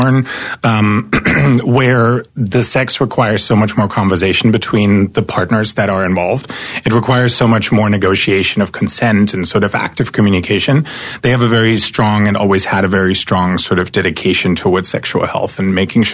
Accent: East Germany, Germany; moved away as an adult; now in United States; I'm an immigrant from East Germany. So I grew up behind the wall.

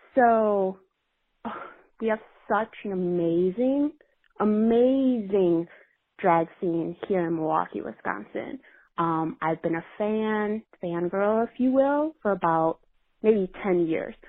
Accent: Brazil; moved away as an adult; now in New York City, United States; I'm from Brazil, but I'm studying in New York City.

